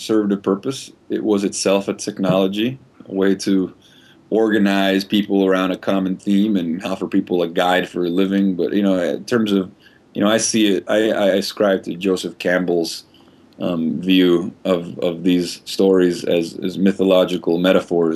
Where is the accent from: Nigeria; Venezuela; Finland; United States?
Venezuela; I grew up in Venezuela, very liberal, not very religious household